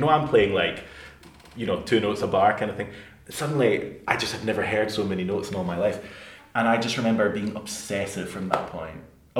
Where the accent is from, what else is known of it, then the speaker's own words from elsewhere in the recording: Glasgow, Scotland, United Kingdom; accent: Glaswegian; I could not believe my accent. It's so Glaswegian. I had no idea my accent has really changed.